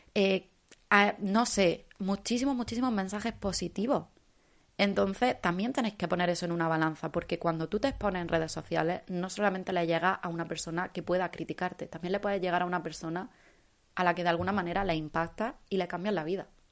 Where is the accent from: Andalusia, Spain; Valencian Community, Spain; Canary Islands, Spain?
Andalusia, Spain; como andaluza